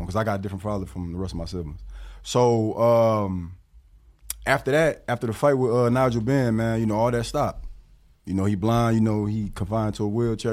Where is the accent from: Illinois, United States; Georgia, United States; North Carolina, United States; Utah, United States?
Illinois, United States; Rockford; also born or lived in Milwaukee, Wisconsin; I'm repping eight one five. Eight one five is the Freeport Rockford area